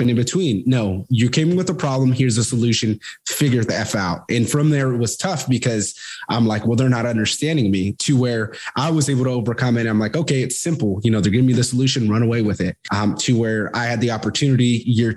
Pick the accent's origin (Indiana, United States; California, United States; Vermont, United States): California, United States; Fresno; moved away as an adult; I'm originally from Fresno, California. Grew up there, ended up moving out when I was 18